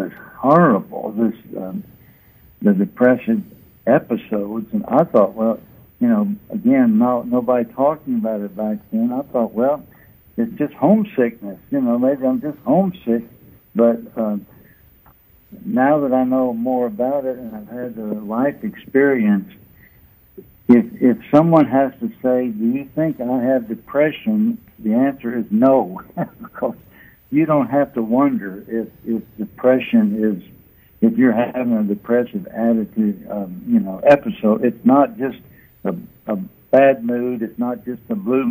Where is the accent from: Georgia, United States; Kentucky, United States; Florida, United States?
Kentucky, United States; Lexington; moved away; Lexington, my hometown.